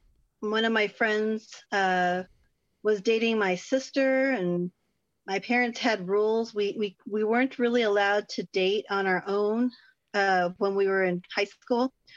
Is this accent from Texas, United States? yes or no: yes; Texas, United States; I'm from Texas. I can't get rid of the howdy, if even I want